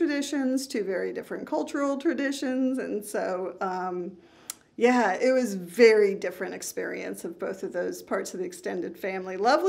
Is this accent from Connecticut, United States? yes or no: yes; Connecticut, United States; Sure. I'm originally from New England. I grew up in Connecticut, but we moved around quite a bit.